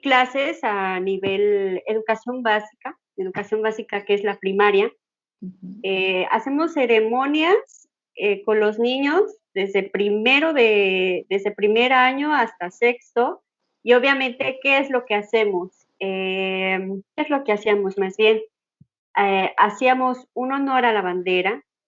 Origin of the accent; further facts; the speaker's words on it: Mexico; soy mexicana